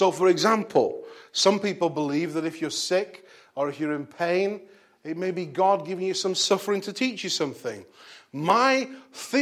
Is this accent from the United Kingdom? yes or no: yes; Bolton, North West England, United Kingdom; back in my hometown